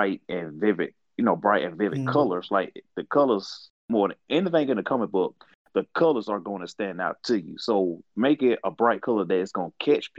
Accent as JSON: {"language": "English", "country": "United States", "said": "I'm from America"}